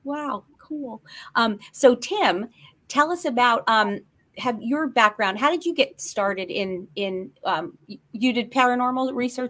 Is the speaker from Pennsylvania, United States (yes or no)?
yes; northeastern Pennsylvania, United States; I'm from Pennsylvania too, northeastern Pennsylvania though.